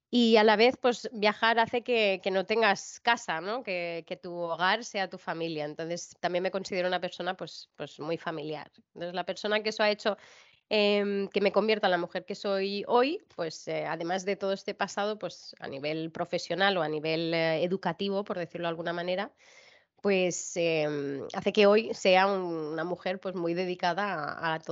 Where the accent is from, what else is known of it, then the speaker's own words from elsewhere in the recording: China; also born or lived in Barcelona, Spain; aquí nací yo, nací en Barcelona y a los dos meses pues ya volvimos a China.